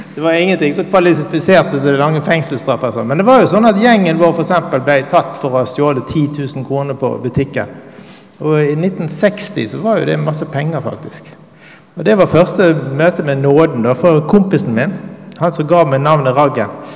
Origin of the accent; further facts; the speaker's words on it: Bergen, Vestland, Norway; jeg er en prestesønn fra Arna. Og Mor mi var organist, så jeg vokste opp med på en måte en overdose av åndelighet